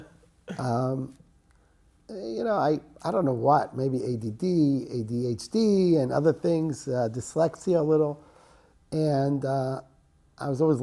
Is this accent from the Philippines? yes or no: no; Jerusalem, Jerusalem District, Israel; I grew up in Yerushalayim. I was born to an American family. That's how I speak English